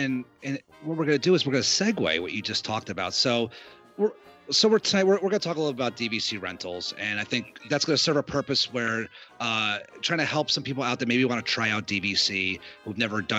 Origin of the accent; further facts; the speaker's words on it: United States; now in Florida, United States; we're from the tri-state area, and being now here in Florida all the time